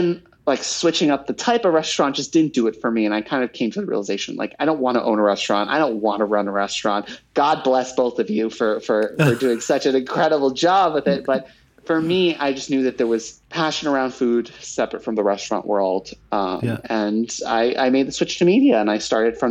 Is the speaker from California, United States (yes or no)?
no; New York, United States; I grew up here in New York